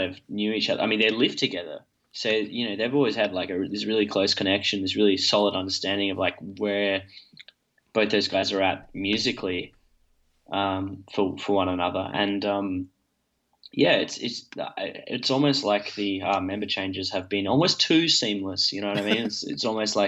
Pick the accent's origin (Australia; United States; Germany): Australia; Perth, Western Australia; we're all from Perth.